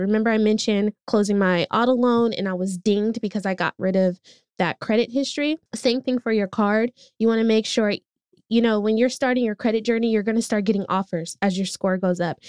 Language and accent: English; Oakland, California, United States; I grew up in East Oakland